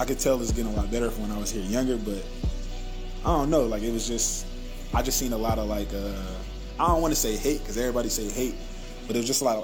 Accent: Detroit, Michigan, United States; also born or lived in Oklahoma City, United States; now in Tulsa, United States; I'm from Detroit

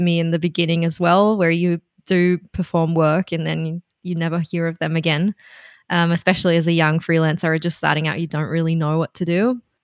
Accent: Berlin, Germany; moved away as an adult; now in Melbourne, Australia; I'm from Berlin originally

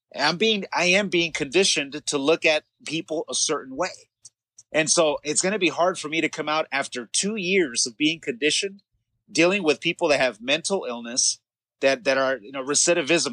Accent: Los Angeles, California, United States; we grew up in the San Fernando Valley in rough neighborhoods

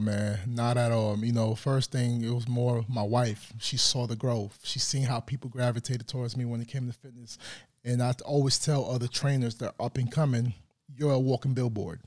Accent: New York City, New York, United States; moved away as an adult; now in Tulsa, United States; I'm from the Bronx, New York

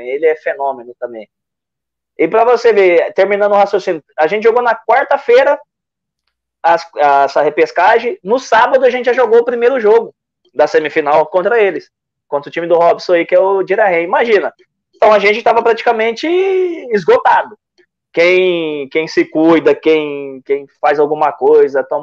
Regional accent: São Paulo, Brazil; also born or lived in Salvador; eu nasci em Salvador, na verdade. Nasci, sou ah. baianinho, mas cresci em São Paulo

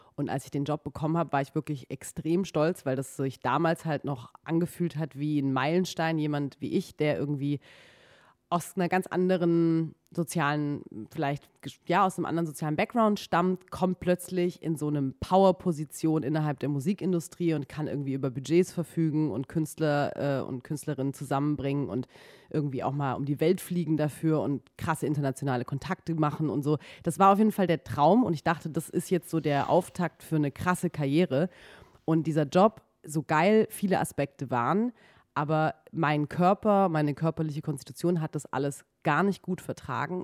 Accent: Baden-Württemberg, Germany; moved away as an adult; now in Berlin, Germany; Ich komme ursprünglich aus Baden-Württemberg

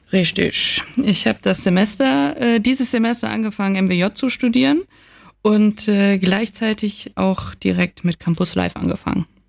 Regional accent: Rhineland, Germany; moved away; für mich als Rheinländerin

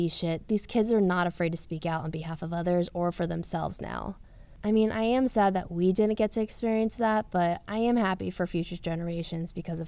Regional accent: the South, United States; I came from the South and I was very whitewashed. I didn't really know what it was like to hang out with a big group of Asian people

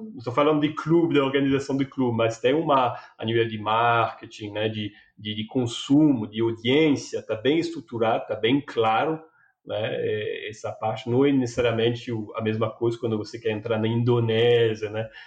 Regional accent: France; Portuguese is a second language; moved away as an adult; now in Brazil; Eu sou francês, mas eu moro há 10 anos aqui no Brasil.

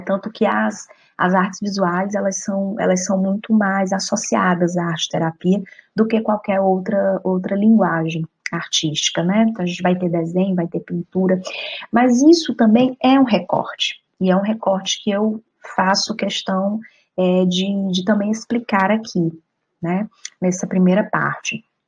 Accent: Fortaleza, Ceará, Brazil; moved away as an adult; also born or lived in Argentina; now in Spain; Voltei para a cidade de Fortaleza, de onde eu sou

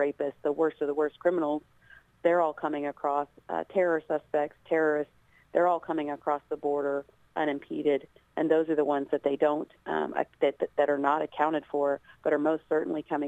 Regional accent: Scottsburg, Indiana, United States; my hometown team, Scottsburg High School

